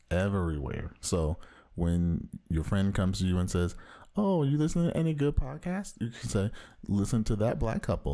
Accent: Orange County, Southern California, United States; bona fide comic book fanatic from the widest part of Southern California.

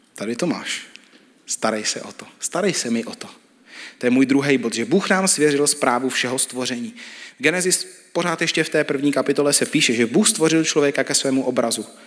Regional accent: Czechia; my jako Češi máme hodně často krabičky

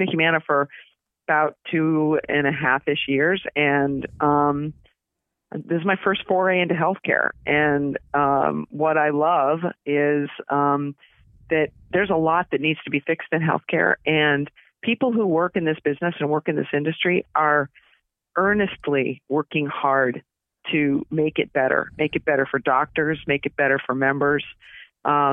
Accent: West Newbury, Massachusetts, United States; moved away as an adult; now in California, United States; I grew up in Massachusetts, born and raised outside of Boston, a little town called West Newbury

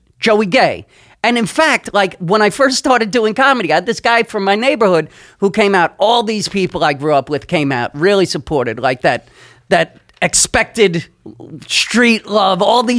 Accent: New York City, New York, United States; also born or lived in Park Slope, Brooklyn; Born in Park Slope. And then I grew up in Flatbush.

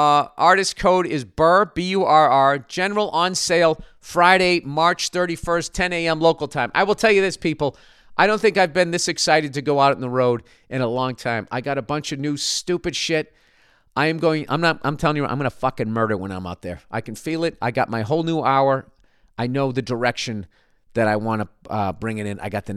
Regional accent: Vancouver, British Columbia, Canada; In my hometown of Vancouver, British Columbia, BC Place Stadium was completely renovated in 2011

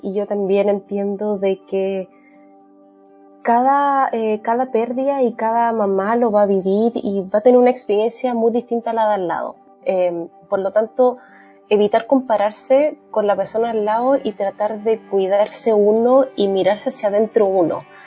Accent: Chile; now in Canada; con mi marido somos chilenos, pero vivimos en Canadá

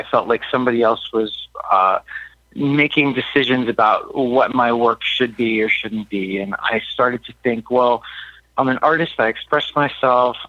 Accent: Miami, Florida, United States; Miami is a really special place to me. It's my hometown

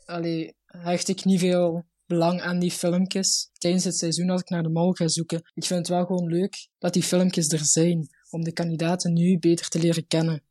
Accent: Limburg, Flanders, Belgium; ik kom uit Limburg, dus daar zijn we allemaal heel traag

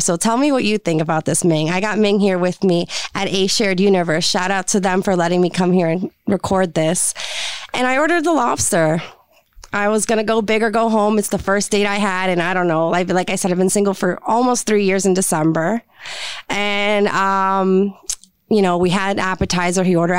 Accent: Puerto Rico; Like I said before, I'm from Puerto Rico. I grew up in a very strict Puerto Rican household.

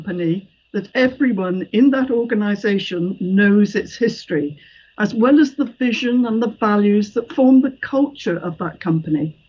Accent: Bristol, South West England, United Kingdom; I was born in Bristol, 22 St Michael's Hill, and that's the house between the two pubs opposite St Michael's Church

